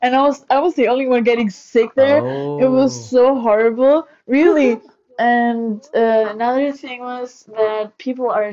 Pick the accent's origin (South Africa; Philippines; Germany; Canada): Germany; also born or lived in Brazil; I'm 19 years old. I'm from Germany, and I did my exchange last year in Brazil.